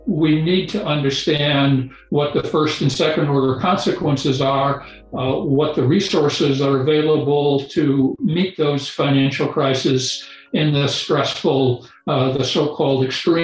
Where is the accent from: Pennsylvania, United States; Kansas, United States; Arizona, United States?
Kansas, United States; I grew up in Kansas, so I knew what wheat and corn were, maybe even live cattle